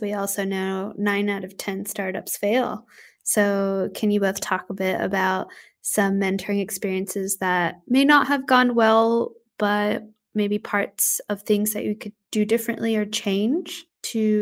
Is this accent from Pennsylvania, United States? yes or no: no; Texas, United States; moved away as an adult; now in Australia; I grew up in Texas